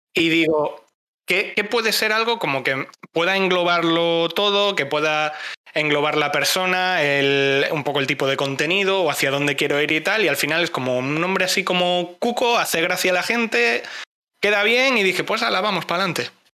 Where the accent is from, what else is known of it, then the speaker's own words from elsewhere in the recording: Cáceres, Extremadura, Spain; Soy de Cáceres